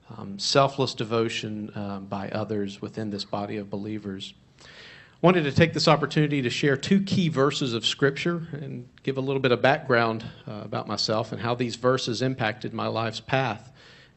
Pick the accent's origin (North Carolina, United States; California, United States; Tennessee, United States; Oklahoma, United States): North Carolina, United States; Charlotte; moved away as an adult; now in Virginia, United States; I grew up in North Carolina near Charlotte area, Lake Norman area